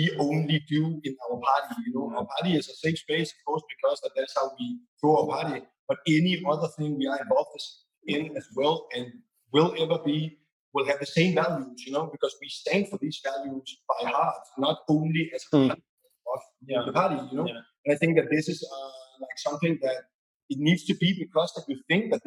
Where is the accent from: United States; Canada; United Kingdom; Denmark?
Denmark; Copenhagen, Capital Region of Denmark; moved away as an adult; now in Berlin, Germany; I'm from Copenhagen